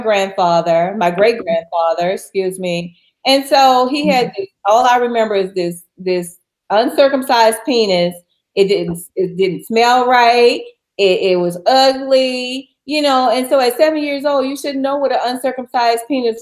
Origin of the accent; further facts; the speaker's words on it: New Orleans, Louisiana, United States; my hometown in New Orleans